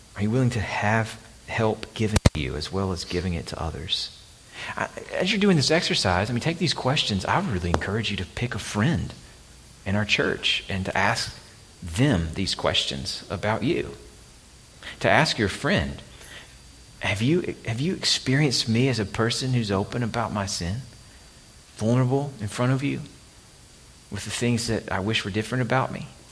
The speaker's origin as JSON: {"language": "English", "region": "Alabama", "country": "United States", "tie": "born or raised there", "moved": "yes", "said": "my home state of Alabama"}